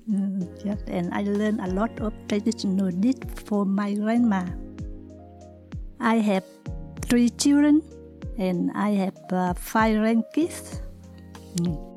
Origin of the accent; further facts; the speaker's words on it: Vietnam; now in Australia; I come from Vietnam. I came to Australia after the Vietnam War. I am a single mother